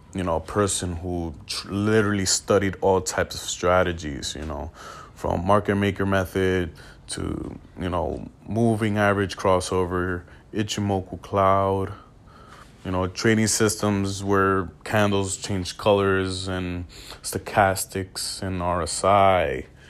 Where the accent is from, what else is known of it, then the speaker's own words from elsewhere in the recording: New York City, New York, United States; I'm from New York City, grew was, uh, born and raised here